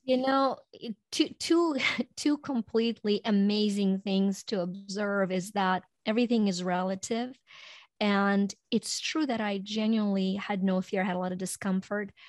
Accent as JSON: {"language": "English", "country": "Ukraine", "tie": "born or raised there", "moved": "as an adult", "lives_now": "United States", "said": "I was born in Ukraine and, um, Uh, came to U S when I was in my early twenties"}